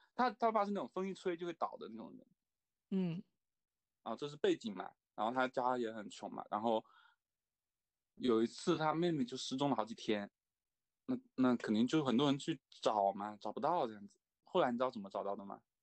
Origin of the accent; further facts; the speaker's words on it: China; 我们就是中国人